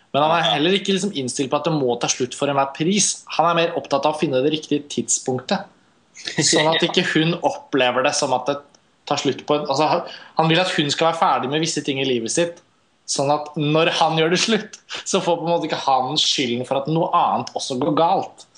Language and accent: Norwegian; Norway; vi er fra Norge